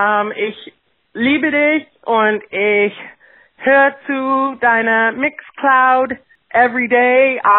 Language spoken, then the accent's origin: English; Toronto, Ontario, Canada; now in Nova Scotia, Canada; German is my background too.